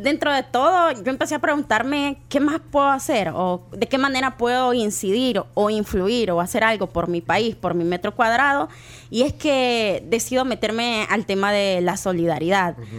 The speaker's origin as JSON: {"language": "Spanish", "country": "El Salvador", "said": "como salvadoreños"}